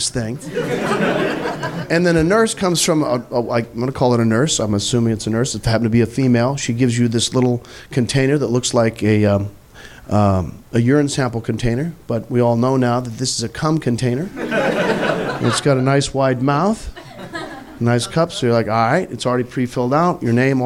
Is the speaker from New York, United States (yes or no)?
no; Missouri, United States; I'm from Missouri.